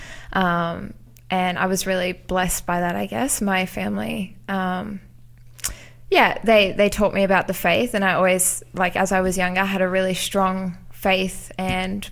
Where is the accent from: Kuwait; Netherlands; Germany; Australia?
Australia; Central Coast, New South Wales; also born or lived in South Africa / Newcastle, Australia; I grew up in South Africa and then moved to Australia when I was 10 and have kind of grown up on the Central Coast